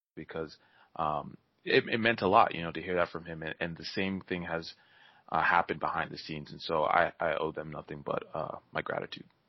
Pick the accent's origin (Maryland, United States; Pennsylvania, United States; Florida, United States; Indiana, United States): Maryland, United States; also born or lived in New York; I was born in New York, I, and then I grew up in, in Maryland